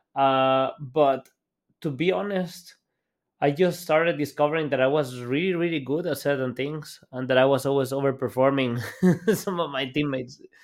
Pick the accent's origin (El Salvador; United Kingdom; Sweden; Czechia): El Salvador; moved away as an adult; now in Germany; I'm Salvadorian. Like, I was born and raised in El Salvador